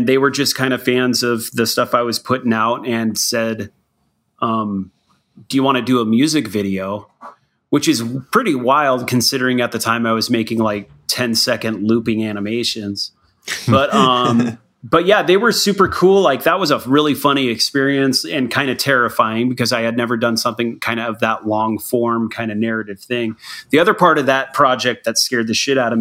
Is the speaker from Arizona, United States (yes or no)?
yes; Tucson, Arizona, United States; I'm from Tucson